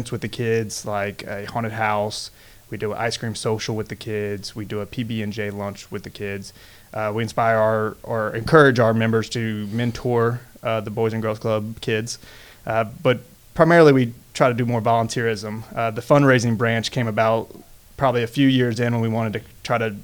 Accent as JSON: {"language": "English", "town": "Baton Rouge", "region": "Louisiana", "country": "United States", "tie": "born or raised there", "said": "I am born and raised here. I went to St. Thomas More to start off"}